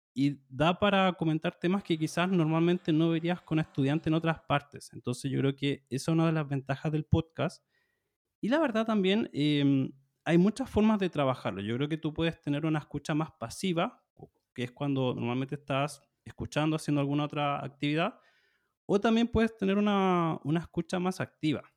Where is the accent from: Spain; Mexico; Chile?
Chile; soy de Chile, soy profesor de español